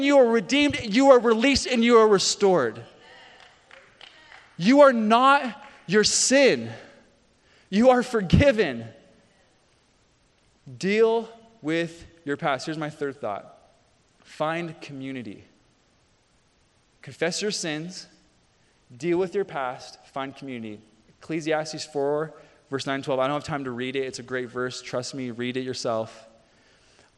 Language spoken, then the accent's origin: English; Canada; moved away; I played hockey growing up. I grew up in Canada